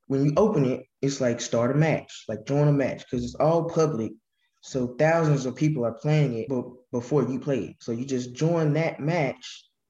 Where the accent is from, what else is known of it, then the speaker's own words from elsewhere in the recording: Batesville, Mississippi, United States; I'm from Batesville. My school is South Panola High School, and I'm a ninth grader.